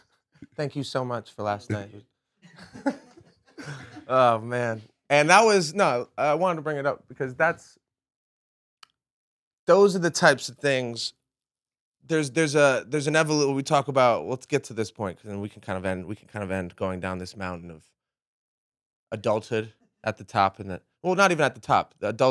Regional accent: New England, United States; I grew up in New England.

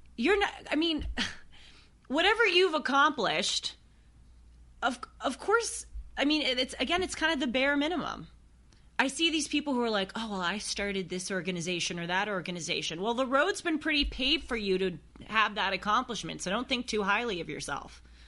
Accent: United States; I was born in the United States of America

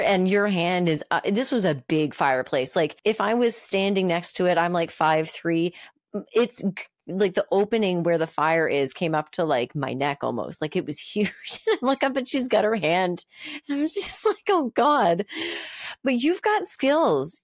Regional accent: Moncton, New Brunswick, Canada; moved away; Moncton, my hometown, Moncton, New Brunswick

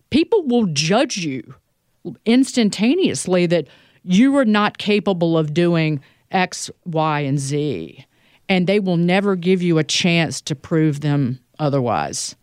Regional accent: Southside Virginia, United States; moved away; also born or lived in New York; my hometown is about an hour north of the North Carolina border. It's an area of Virginia called Southside Virginia

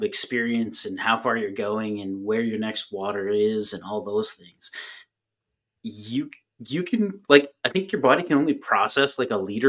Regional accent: Canada; I'm a Canadian.

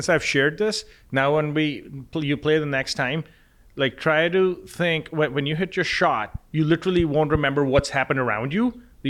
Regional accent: Lahore, Punjab, Pakistan; Growing up in Pakistan, in Lahore, which is, most of your audience probably never heard of that city, but there's 15 to 20 million people that live there.

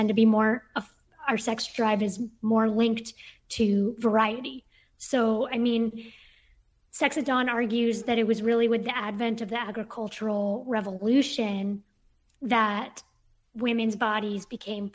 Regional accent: Bay Area, California, United States; moved away as an adult; also born or lived in Brooklyn, New York; I was from the Bay Area living in Brooklyn

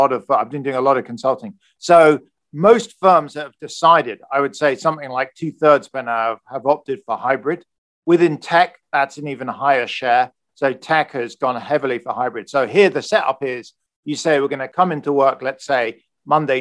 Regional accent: United Kingdom; moved away as an adult; also born or lived in United States; now in California, United States; I'm British, hopefully. I've been in the US for 15 years

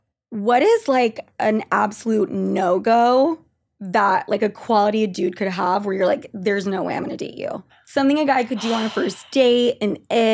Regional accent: Utah, United States; moved away; I'm from Utah.

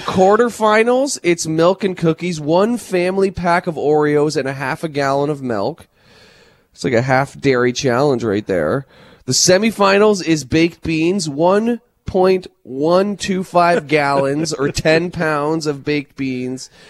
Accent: Mitchell, Ontario, Canada; Mitchell, Ontario is my hometown

